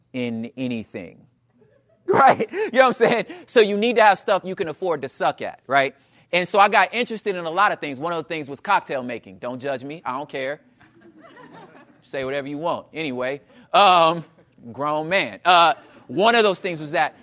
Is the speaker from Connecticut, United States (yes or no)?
no; Los Angeles, California, United States; also born or lived in Portland / Oakland; I'm from South Central Los Angeles, um, and in and around California, the L A area, I've been there for most of my life